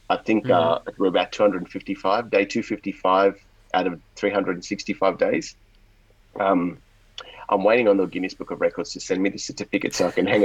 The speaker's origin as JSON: {"language": "English", "country": "Australia", "tie": "born or raised there", "also_born_or_lived": "India", "accent": "Australian", "said": "So I, I wasn't born in Australia, despite the accent. I was born in India, and um, we actually migrated to Australia in '89 when I was about nine years old at the time"}